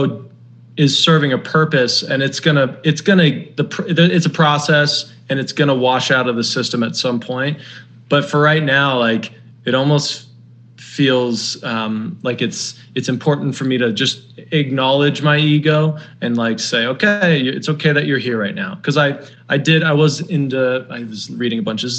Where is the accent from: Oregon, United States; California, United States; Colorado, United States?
Colorado, United States; Denver; moved away; also born or lived in New York; I come from Denver and it's a very nice city.